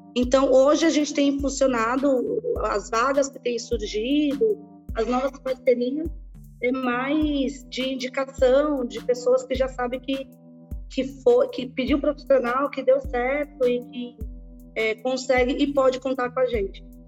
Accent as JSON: {"language": "Portuguese", "region": "São Paulo", "country": "Brazil", "tie": "born or raised there", "also_born_or_lived": "Bahia", "said": "vim para São Paulo com seis anos de idade, Marcos, e estudei numa escola pública aqui em Paraisópolis"}